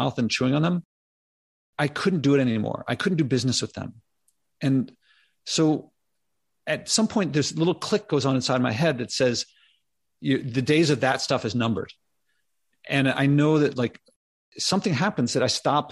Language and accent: English; Philadelphia, Pennsylvania, United States; I grew up in Philadelphia.